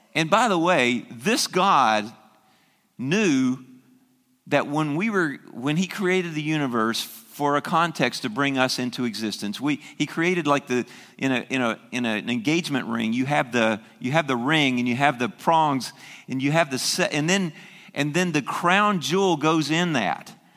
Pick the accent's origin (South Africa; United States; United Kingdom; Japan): United States; the South; moved away; I grew up in the South